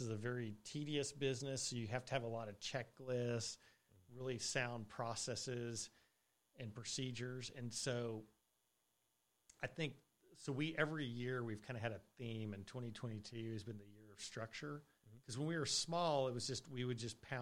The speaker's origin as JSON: {"language": "English", "region": "Colorado", "country": "United States", "moved": "yes", "said": "I was originally from Colorado"}